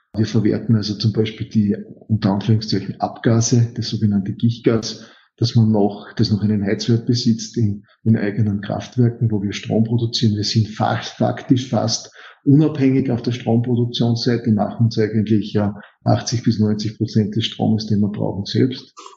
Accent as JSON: {"language": "German", "region": "Styria", "country": "Austria", "said": "Steirer, bin gelernter Metallurge"}